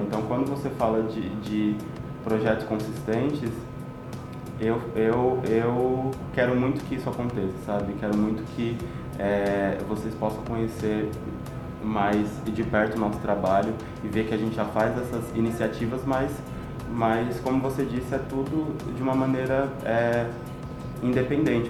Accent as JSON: {"language": "Portuguese", "region": "São Paulo", "country": "Brazil", "tie": "born or raised there", "said": "Eu sou filho das águas, sim, porque eu nasci no Grajaú, que é uma região de Interlagos, Interlagos, que é entre lagos"}